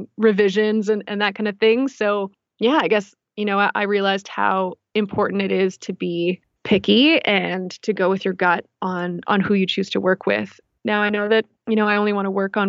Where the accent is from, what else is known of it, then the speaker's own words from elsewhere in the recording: Victoria, British Columbia, Canada; Yeah, so I'm from the island, Vancouver Island. I'm from Victoria, BC.